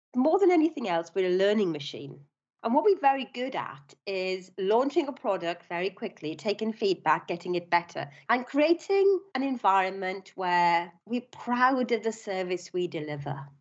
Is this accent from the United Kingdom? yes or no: yes; Swansea, Wales, United Kingdom; moved away as an adult; also born or lived in London; I was born in Swansea in South Wales.